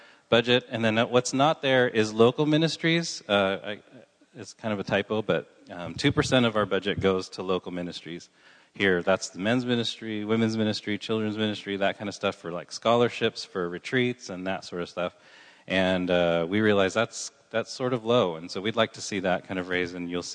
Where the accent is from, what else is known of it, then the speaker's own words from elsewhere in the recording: Southern California, United States; moved away as an adult; now in San Luis Obispo, United States; I grew up in Southern California